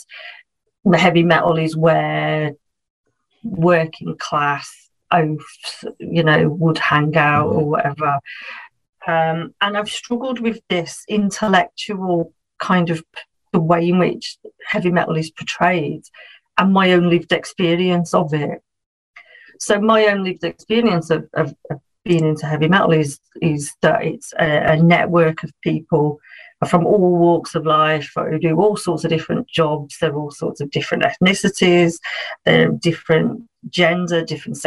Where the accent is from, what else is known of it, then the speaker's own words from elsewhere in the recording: Birmingham, West Midlands, United Kingdom; moved away as an adult; now in near Liverpool, United Kingdom; I come from a place in England called Birmingham